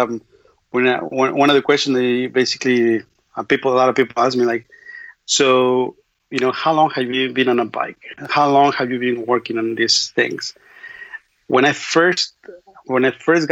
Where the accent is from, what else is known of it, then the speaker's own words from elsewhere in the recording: Mexico City, Mexico; English is a second language; moved away; also born or lived in Austin / Brownsville; I'm from Mexico City, so I'm in Mexico City, a block from my home